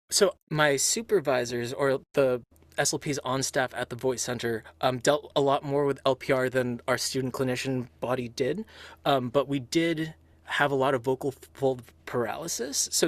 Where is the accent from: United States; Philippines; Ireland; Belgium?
Philippines; I was raised Catholic um, because my my I'm Filipino in culture and upbringing